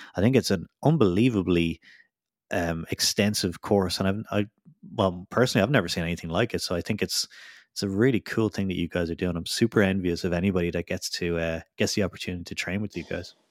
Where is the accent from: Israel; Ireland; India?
Ireland; also born or lived in United Kingdom; now in Vaasa, Finland; coming from the U K, well, I'm from Ireland